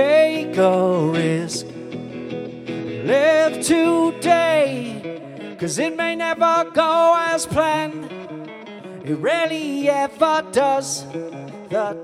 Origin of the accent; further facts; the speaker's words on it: Rockford, Illinois, United States; moved away as an adult; also born or lived in Chicago, Illinois; now in Skokie, United States; I was born in Rockford, Illinois in 1980